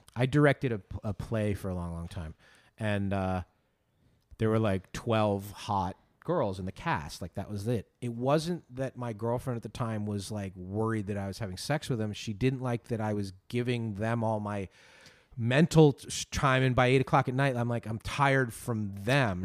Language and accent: English; Northeast, United States; I grew up Catholic kid in the Northeast